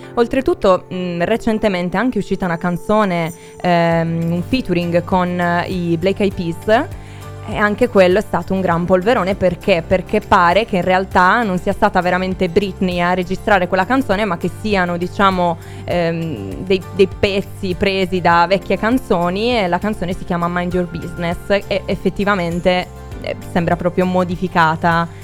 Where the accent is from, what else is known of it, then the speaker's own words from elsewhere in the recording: Sardinia, Italy; anch'io sono del sud, sono della Sardegna